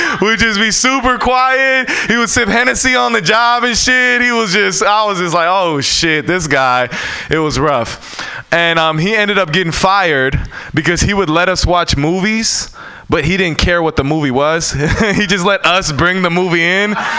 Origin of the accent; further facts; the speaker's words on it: San Francisco, California, United States; I'm born and raised in San Francisco.